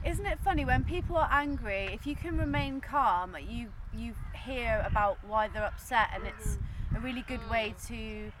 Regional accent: Plymouth, South West England, United Kingdom; You must have been to my hometown then, because I'm from Plymouth.

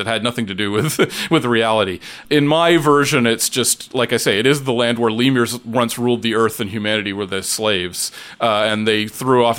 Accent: Oshawa, Ontario, Canada; also born or lived in Toronto; I grew up in Oshawa, but around and, and in Toronto

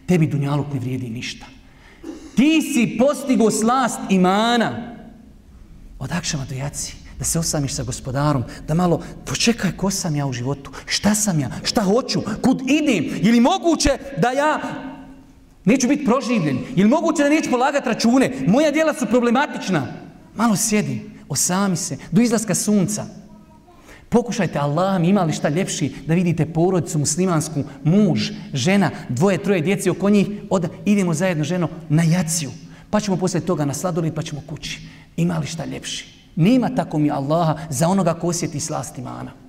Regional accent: Bosnia & Herzegovina; ja sam iz Bosne

